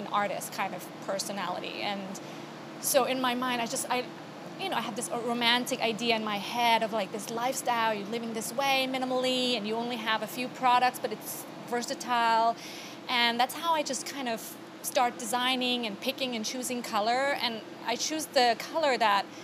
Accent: Bangkok, Thailand; moved away as an adult; now in New York, United States; I was originally from Thailand, born and raised. I moved here about almost 20 years ago

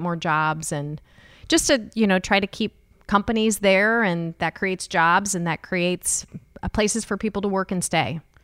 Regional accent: Jefferson City, Missouri, United States; now in Kansas City, United States; I am from Jefferson City

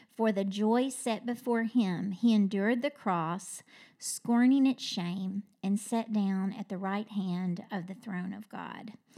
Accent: Kentucky, United States; I'm from Kentucky

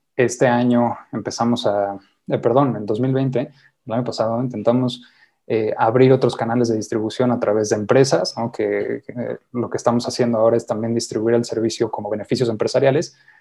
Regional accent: Mexico; somos mexicanos

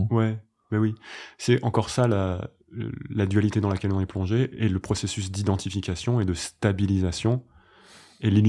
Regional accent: Paris, Île-de-France, France; je suis un garçon, euh, je suis parisien, je suis professeur de yoga, je suis français, je suis.

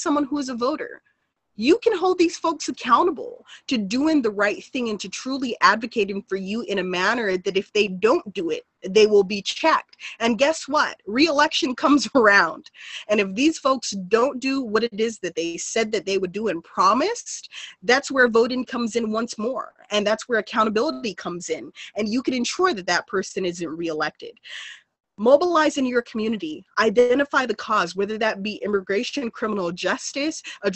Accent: Los Angeles, California, United States; I was raised in South Central. I still continue to reside in South Central

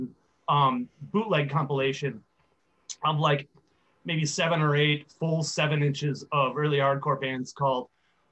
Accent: Oshkosh, Wisconsin, United States; also born or lived in Green Bay, Wisconsin; I'm originally from Winnie County / Oshkosh.

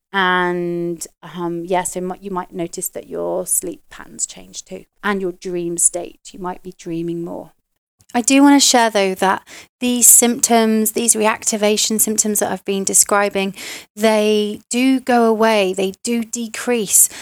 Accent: United Kingdom; moved away; being a Brit where, you know, we used to drink all the time

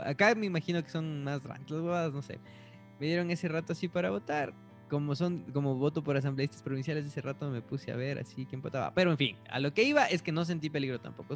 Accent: Latacunga, Cotopaxi, Ecuador; moved away; Yo voto en la Tacunga

